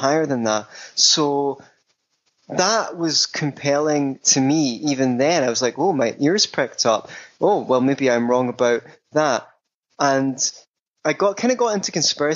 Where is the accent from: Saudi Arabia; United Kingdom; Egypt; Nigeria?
United Kingdom; Scotland; I grew up in Scotland